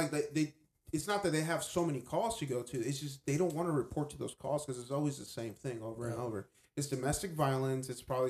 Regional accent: Dallas, Texas, United States; I grew up in Oak Cliff. I don't live there anymore, but I grew up in Oak Cliff. And when I was there, it was shady, man.

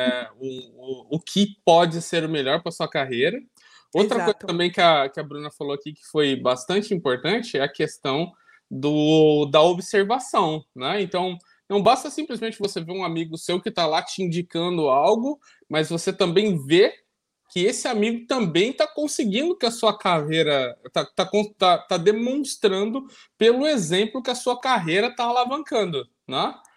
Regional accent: Ilha Solteira, São Paulo, Brazil; minha mãe fala que eu nasci em ilha solteira

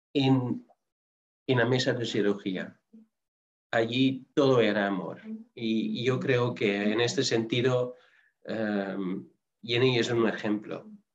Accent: Netherlands; moved away; yo soy holandés

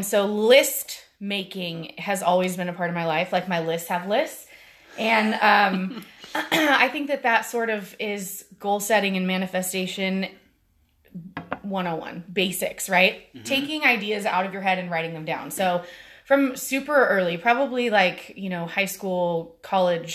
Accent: Murphys, California, United States; also born or lived in Humboldt State, California; I grew up in a tiny, tiny town in Northern California called Murphy's, and it is in the foothills between Tahoe and Yosemite

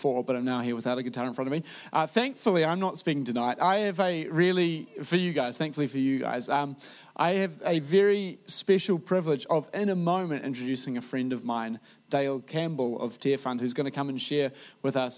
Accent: New Zealand; a Kiwi who has delved into preaching before

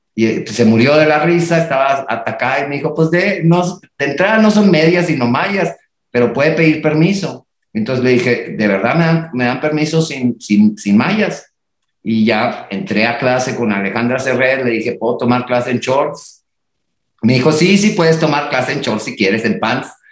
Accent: Reynosa, Tamaulipas, Mexico; moved away; also born or lived in Monterrey; yo nací en Reynosa y estudié en Monterrey

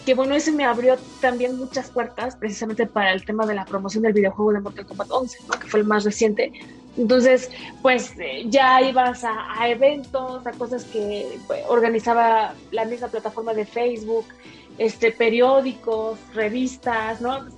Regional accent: Mexico City, Mexico; Soy de aquí, de la Ciudad de México.

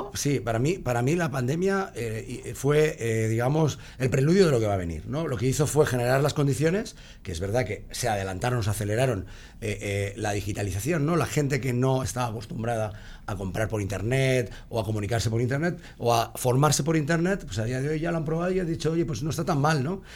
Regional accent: Basque Country, Spain; yo, soy, vasco

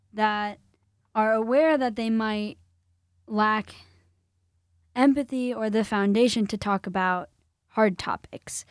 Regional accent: Illinois, United States; I grew up in the land of Lincoln

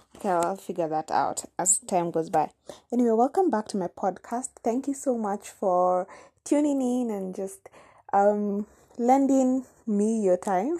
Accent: Nairobi, Kenya; first language Kamba; English is a second language; I was actually born in Nairobi, in the capital city of Kenya

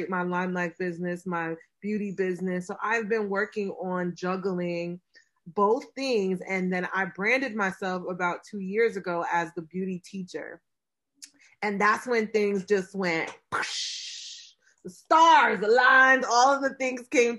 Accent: New York City, New York, United States; I'm from Brooklyn

